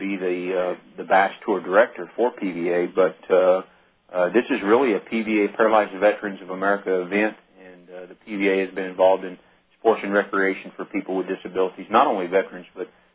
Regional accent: Ponca City, Oklahoma, United States; that is my hometown, and I've lived here since 1970, and it's a great bunch of people here in Ponca

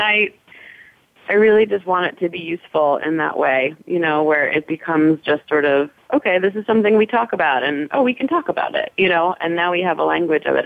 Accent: New York City, New York, United States; I grew up in New York City, um, not too far away from the park

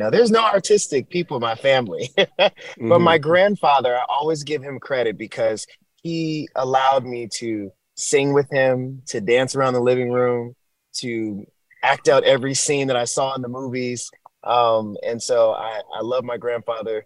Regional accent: Clinton, Maryland, United States; moved away as an adult; also born or lived in Fort Worth, Texas; now in Los Angeles, United States; I'm born and raised in Maryland, PG County, Clinton, Maryland, the DMV

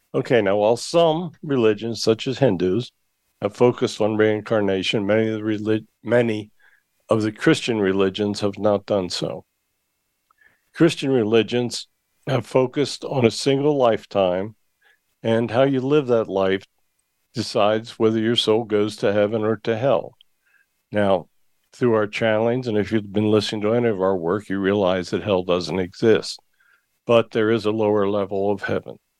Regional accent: Hershey, Pennsylvania, United States; I was born in the Hershey area, uh, about an hour's drive from Gettysburg

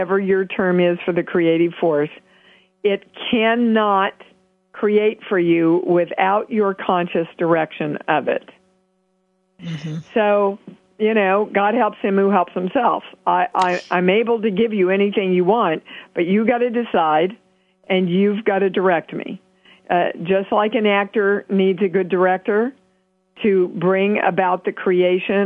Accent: Kansas, United States; a little girl from Kansas

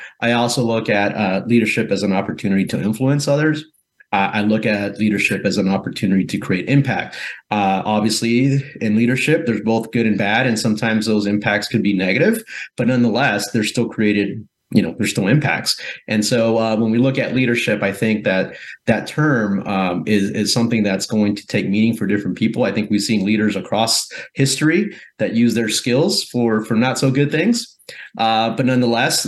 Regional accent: Guatemala; now in United States; I'm originally from Central America, from Guatemala

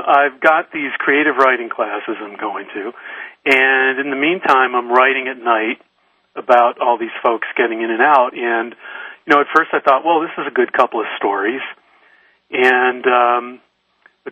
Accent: Detroit, Michigan, United States; moved away as an adult; now in San Francisco, United States; I grew up in Detroit

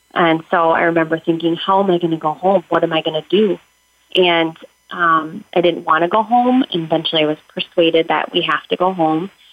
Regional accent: Minnesota, United States; I am from Minnesota

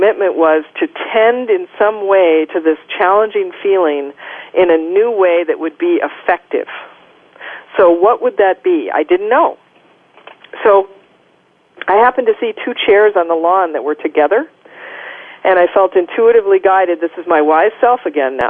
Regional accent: Minnesota, United States; I grew up in Minnesota

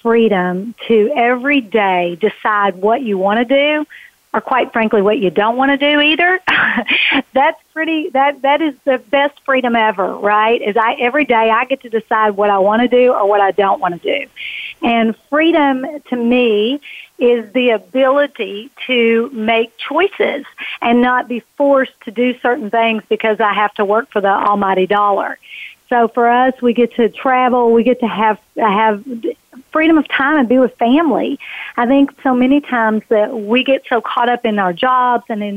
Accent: Kentucky, United States; It started in Kentucky. I was born in Kentucky, and I was raised by parents

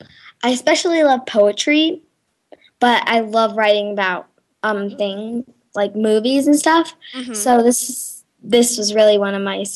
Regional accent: Santa Fe, New Mexico, United States; Well, I am 10 years old. I'm from Santa Fe, New Mexico.

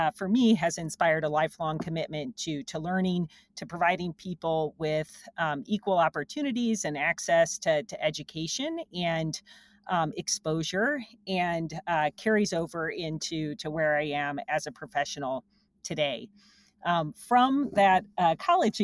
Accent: central Illinois, United States; now in Bozeman, United States; I grew up in central Illinois on a farm.

